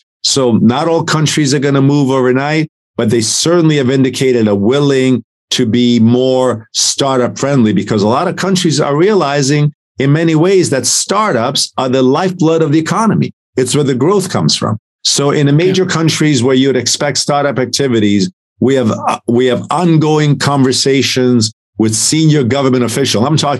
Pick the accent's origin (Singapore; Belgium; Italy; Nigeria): Italy; now in United States; and I'm an immigrant from Italy. I was given right. an opportunity in this country. I love America more than most people